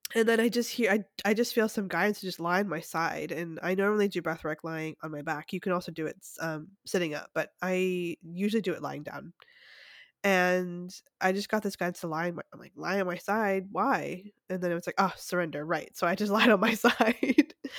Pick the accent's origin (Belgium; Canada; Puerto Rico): Canada; now in United States; being Canadian